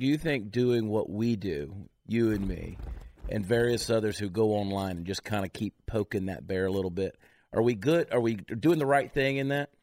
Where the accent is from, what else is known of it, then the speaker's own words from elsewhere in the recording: New Jersey, United States; I was born in New Jersey